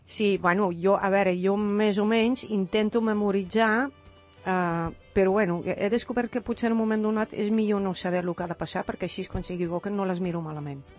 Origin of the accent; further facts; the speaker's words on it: Netherlands; Catalan is a second language; moved away as an adult; now in Spain; com a holandesa